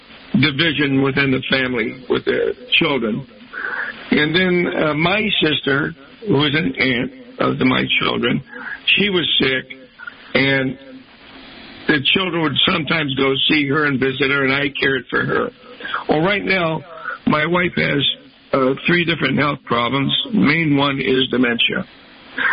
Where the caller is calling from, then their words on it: San Diego, California, United States; I'm calling early from San Diego